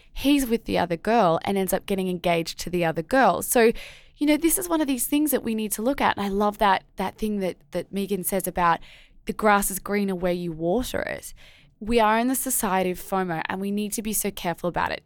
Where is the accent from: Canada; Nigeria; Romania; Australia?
Australia; as an Aussie